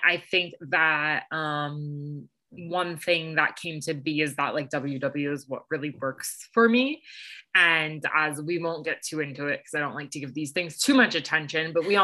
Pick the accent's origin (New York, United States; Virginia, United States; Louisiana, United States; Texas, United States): New York, United States; New York City; moved away; I'm originally from New York City. So I rep New York hard.